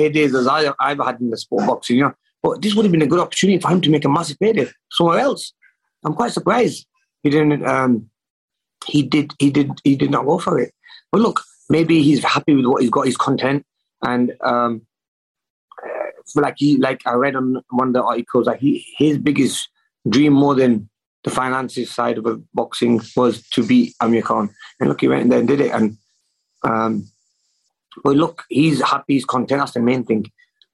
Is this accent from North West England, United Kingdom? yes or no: yes; Manchester, North West England, United Kingdom; in Manchester, in my hometown